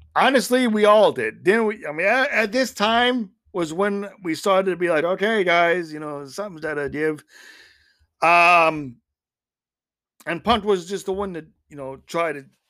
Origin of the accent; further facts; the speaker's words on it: Schaumburg, Illinois, United States; moved away; my hometown of Schaumburg.